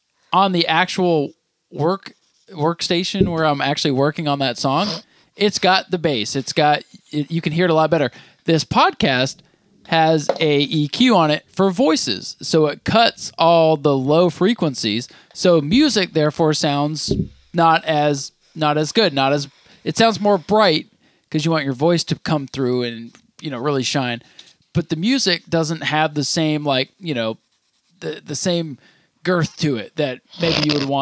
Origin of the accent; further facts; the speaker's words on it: Vermont, United States; Just because we're from Vermont where there's more cows.